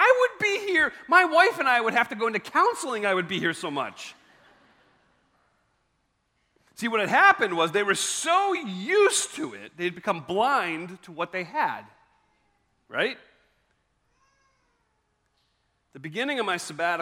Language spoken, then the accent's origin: English; Maryland, United States; I'm from Maryland